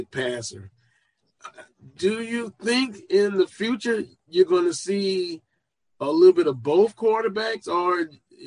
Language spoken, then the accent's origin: English; South Louisiana, United States; I'm from South Louisiana